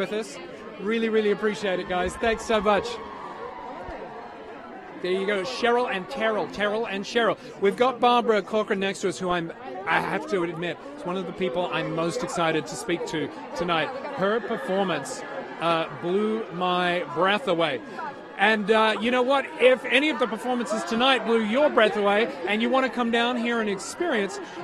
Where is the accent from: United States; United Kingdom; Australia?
Australia; accent: Australian; That's my Australian accent.